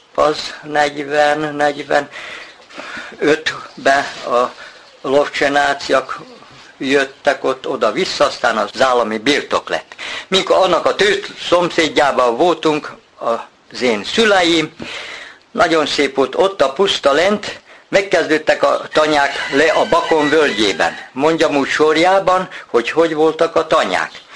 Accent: Kishegyes, Vojvodina, Serbia; 39-ben születtem, a szüleim is kint azon a tanyán, ahol vagyunk, a Bajsai út. Bajsai úton ott laktunk, iskolás koromban is ott jártunk

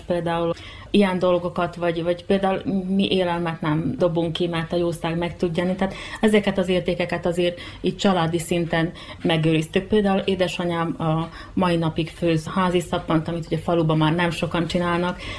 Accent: Mol, Vojvodina, Serbia; born or raised there

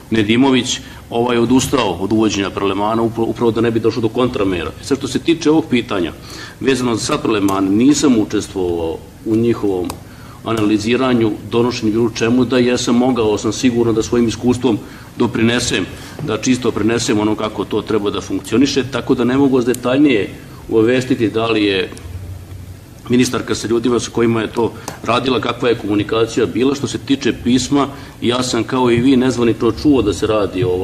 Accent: Vojvodina, Serbia; Ja dolazim iz Vojvodine

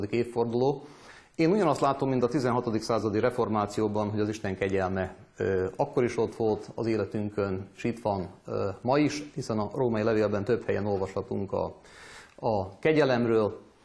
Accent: Vojvodina, Serbia; különösen itt Vajdaságban, szűkebb pátriánkban, talán magyarként

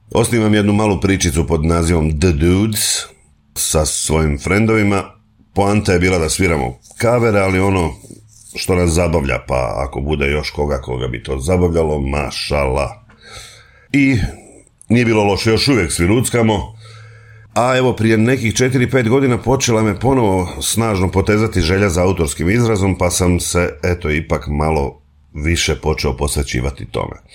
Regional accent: Slavonski Brod, Brod-Posavina County, Croatia; moved away as an adult; now in Zagreb, Croatia; Rođen sam u Slavonskom brodu, tamo sam uh, živio 25-26 godina.

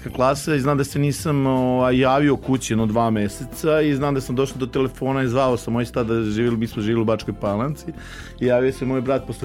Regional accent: Novi Sad, Vojvodina, Serbia; also born or lived in Gajdobra; Moji su poreklom iz Hercegovine, što se još više ponosim, ja volim ovde, ja sam Lala, ja sam rođen u Novom Sadu

